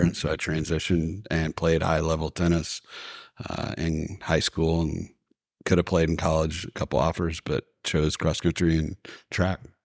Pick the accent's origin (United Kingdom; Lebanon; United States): United States; Athens, Georgia; now in Marietta, United States; I grew up in Athens, Georgia.